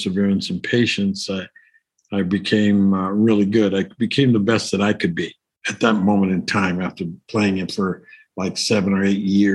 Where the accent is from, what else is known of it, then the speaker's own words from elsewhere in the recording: Los Angeles, California, United States; I was born in East L.A., in the barrio of East L.A. in Boyle Heights.